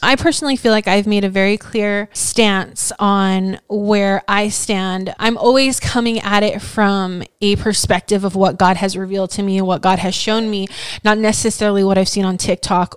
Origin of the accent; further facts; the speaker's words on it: Hawaii, United States; moved away; growing up in Hawaii